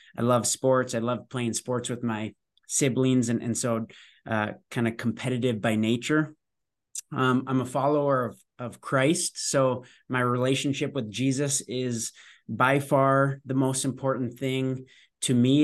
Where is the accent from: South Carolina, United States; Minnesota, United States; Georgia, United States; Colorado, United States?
Minnesota, United States; I am born and raised in Minnesota